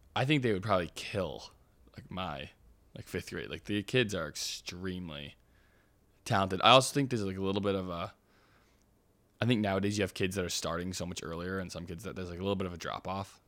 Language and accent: English; Oregon, United States; I have, like, a lot of pride in being from Oregon